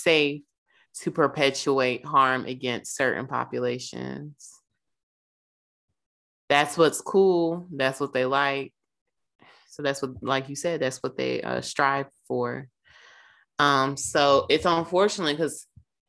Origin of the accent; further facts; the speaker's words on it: Charlotte, North Carolina, United States; I'm from Charlotte and apparently went to the same high school with this dude